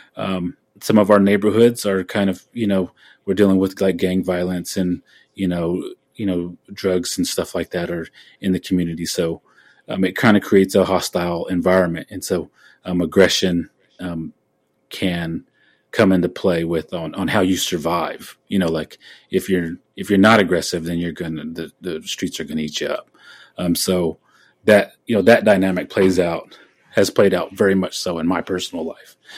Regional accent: Oklahoma, United States; born or raised there

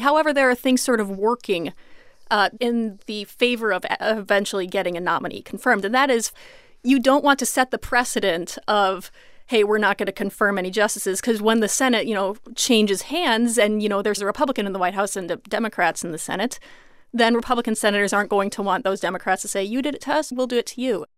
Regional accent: Iowa, United States; moved away; my home state of Iowa

